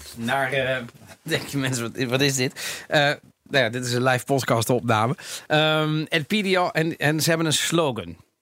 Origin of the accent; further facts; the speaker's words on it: Netherlands; accent: Italian; also born or lived in Rotterdam; ik ben opgegroeid in Nederland. Ik heb, misschien, ik heb een Italiaans accent misschien een beetje